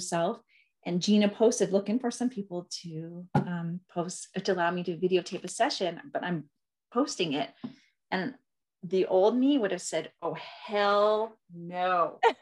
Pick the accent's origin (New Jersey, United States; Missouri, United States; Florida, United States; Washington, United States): Washington, United States; Seattle; moved away; I'm originally from Seattle